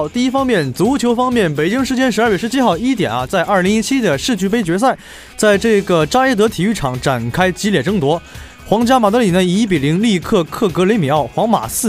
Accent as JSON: {"language": "Chinese", "region": "Northeast China", "country": "China", "moved": "as an adult", "lives_now": "Jinhua, China", "said": "作为一个东北人，依旧是不太能够接受像金华这样一个寒冷的天气。"}